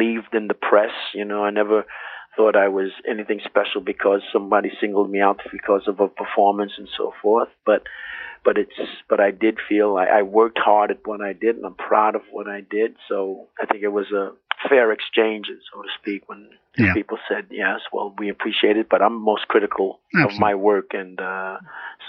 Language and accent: English; New York, United States; I was 14 years old, one of 11 children growing up in New York